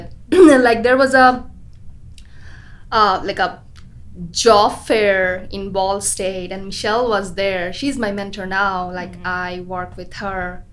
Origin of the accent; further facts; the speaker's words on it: Bangladesh; moved away as an adult; also born or lived in Muncie, Indiana; now in United States; I grew up in Bangladesh, and I have a degree, undergrad degree in architecture from Bangladesh.